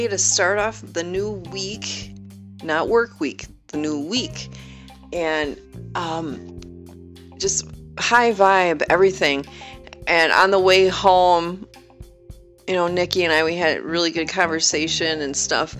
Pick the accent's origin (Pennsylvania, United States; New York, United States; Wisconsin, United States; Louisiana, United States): Wisconsin, United States; moved away; I was from Wisconsin